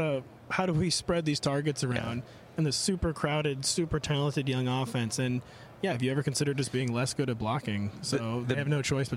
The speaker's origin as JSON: {"language": "English", "town": "St. Louis", "region": "Missouri", "country": "United States", "said": "I'm from St. Louis."}